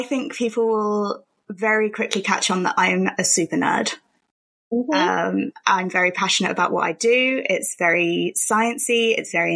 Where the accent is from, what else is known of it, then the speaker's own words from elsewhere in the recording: Milton Keynes, South East England, United Kingdom; I've been brought up in England. I've lived in England my whole life. I was born in Milton Keynes.